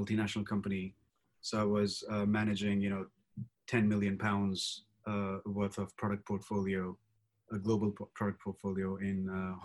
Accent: India; I grew up in India

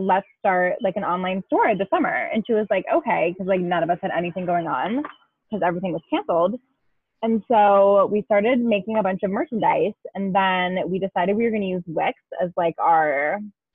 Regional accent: Chicago, Illinois, United States; I am from Chicago, Illinois, aka the suburbs.

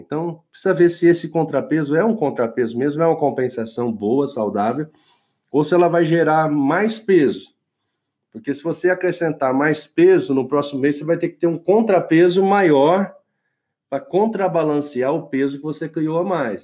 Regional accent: Brazil; eu só, só vivi no Brasil, nasci no Brasil

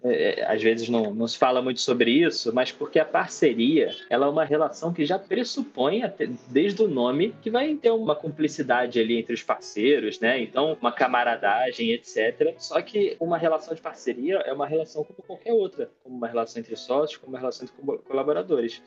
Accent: Rio de Janeiro, Brazil; Eu sou do Rio de Janeiro, para quem não percebeu pelo sotaque.

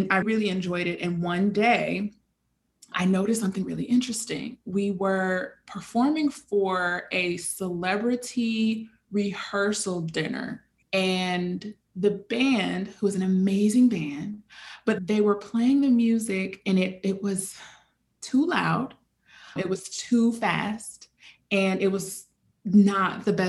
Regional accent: Chicago, Illinois, United States; moved away as an adult; now in Brooklyn, United States; I am born and raised in Chicago

